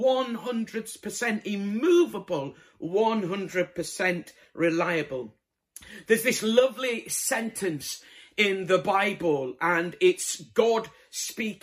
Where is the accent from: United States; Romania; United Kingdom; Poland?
United Kingdom; Bradford, Yorkshire and the Humber; moved away; I'm originally from Bradford